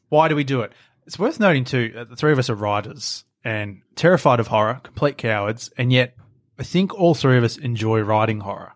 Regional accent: Australia; We grew up in Australia

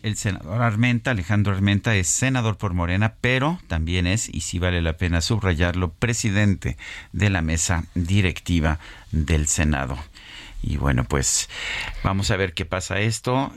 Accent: Mexico

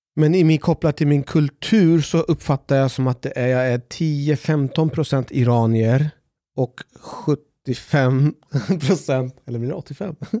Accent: Sweden; also born or lived in Iran; jag är uppväxt i en svensk familj

